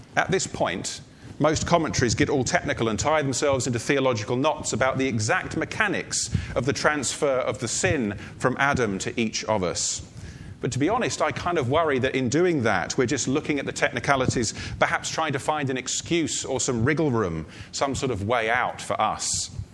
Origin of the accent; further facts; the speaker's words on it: United Kingdom; I hold a passport as a British citizen.